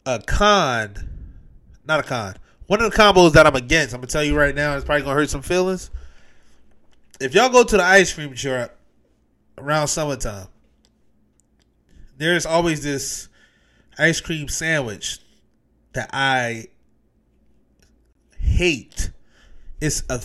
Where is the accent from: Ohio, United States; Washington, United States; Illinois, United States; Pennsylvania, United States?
Pennsylvania, United States; Philadelphia; I'm from Philly